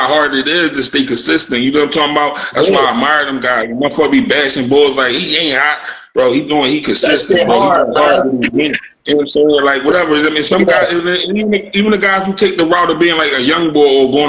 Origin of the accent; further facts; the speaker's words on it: Philadelphia, Pennsylvania, United States; I'm from South Philadelphia, Point Breeze section of South Philly